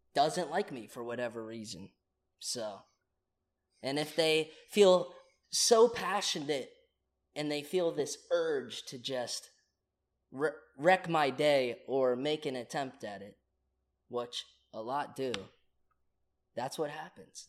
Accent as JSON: {"language": "English", "region": "Virginia", "country": "United States", "tie": "born or raised there", "also_born_or_lived": "Oklahoma / Charlottesville", "moved": "as an adult", "lives_now": "Los Angeles, United States", "said": "I grew up in Virginia, but I was born in Oklahoma"}